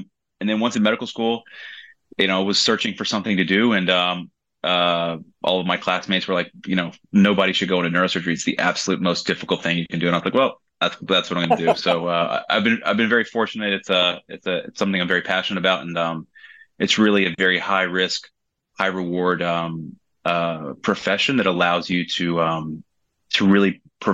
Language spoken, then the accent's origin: English; West Virginia, United States; moved away as an adult; also born or lived in Tennessee / Miami, Florida; now in Florida, United States; I grew up in West Virginia